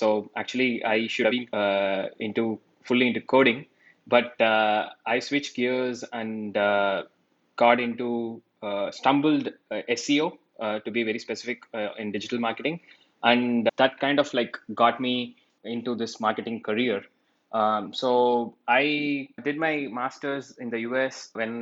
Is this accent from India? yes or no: yes; Chennai, Tamil Nadu, India; moved away as an adult; also born or lived in Austin, Texas; my hometown is India, Chennai in India.